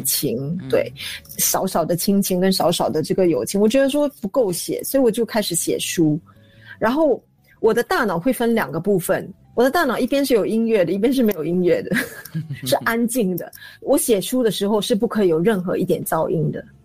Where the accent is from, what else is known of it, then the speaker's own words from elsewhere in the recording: Singapore; 因为我童年是在租赁祖屋里面度过的